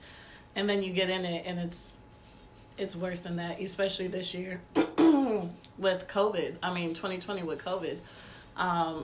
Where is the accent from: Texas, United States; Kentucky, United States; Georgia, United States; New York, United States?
Georgia, United States; Tucker; moved away as an adult; also born or lived in metropolitan Atlanta; now in Savannah, United States; I was born in Tucker, Georgia. I kind of lived all around metropolitan Atlanta before deciding to get my degree here at Savannah State University